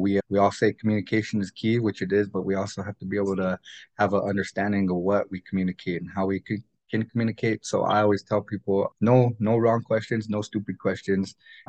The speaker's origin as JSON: {"language": "English", "town": "Lower Brule", "region": "South Dakota", "country": "United States", "tie": "born or raised there", "also_born_or_lived": "Bismarck", "said": "but I grew up in many different places. Lower Brew is my hometown. I was actually born in North Dakota in Bismarck."}